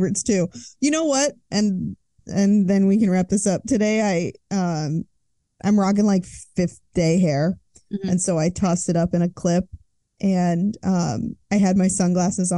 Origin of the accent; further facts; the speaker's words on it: Northeast Ohio, United States; I am from Northeast Ohio